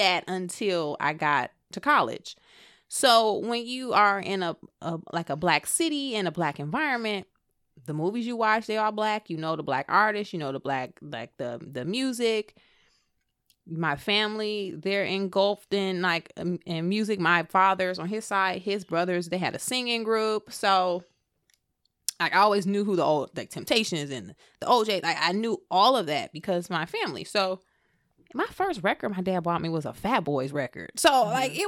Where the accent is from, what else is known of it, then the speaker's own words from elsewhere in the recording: Flint, Michigan, United States; moved away as an adult; I grew up in Flint. And Flint in Michigan.